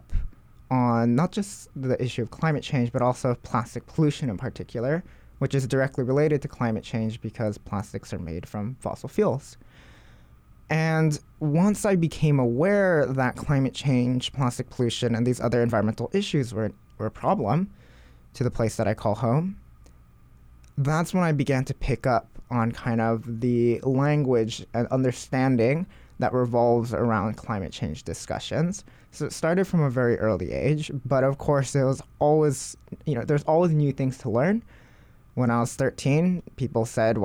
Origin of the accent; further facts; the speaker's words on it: Hawaii, United States; Growing up in Hawaii